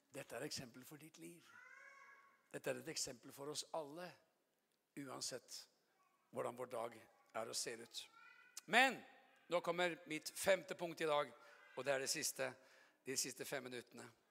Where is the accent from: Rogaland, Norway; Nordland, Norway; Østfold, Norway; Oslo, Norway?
Oslo, Norway; jeg er jo fra Oslo